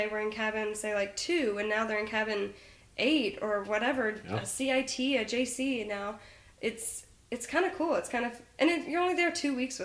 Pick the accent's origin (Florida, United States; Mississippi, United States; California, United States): Mississippi, United States; I'm from Mississippi